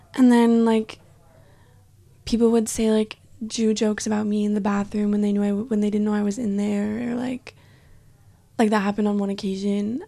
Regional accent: Provo, Utah, United States; moved away as an adult; now in Israel; growing up in Utah, I lived in Provo

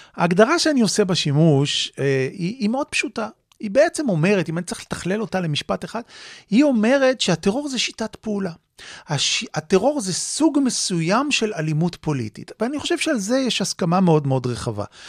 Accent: Tel Aviv, Tel Aviv District, Israel; כנער צעיר באמת, אה, שחי וגדל בתל אביב, בישראל

